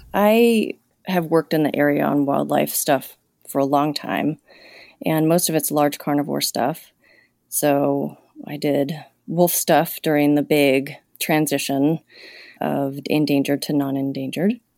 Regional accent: Los Angeles, California, United States; moved away as an adult; also born or lived in Montana; now in Troy, Montana, United States; I grew up in Los Angeles

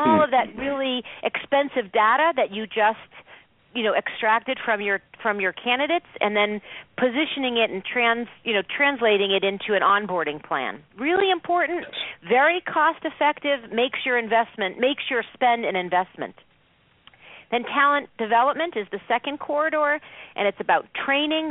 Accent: Boston, Massachusetts, United States; now in Cleveland, United States; I'm originally from Boston

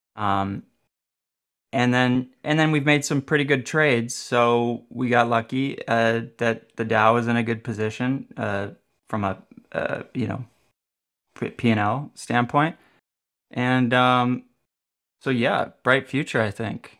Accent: Minneapolis, Minnesota, United States; I did come from Minneapolis, Minnesota

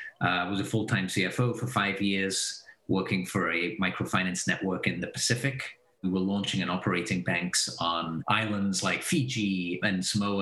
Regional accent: Belgium; moved away as an adult; also born or lived in England / Texas / San Francisco / New York; now in Silicon Valley, United States; I was born in Belgium, so I'm Belgian originally. My mother's English, my dad's Belgian. Went to school in Belgium

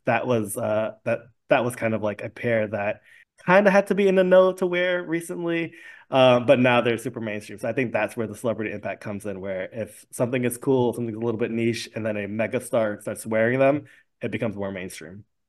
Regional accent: New York City, New York, United States; I grew up in a neighborhood where, like, sneaker culture and fashion was huge

